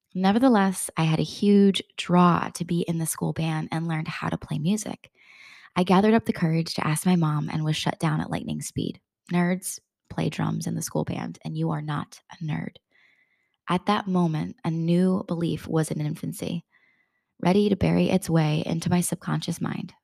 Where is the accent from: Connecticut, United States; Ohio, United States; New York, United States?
Connecticut, United States; Bristol; where I grew up in Bristol, Connecticut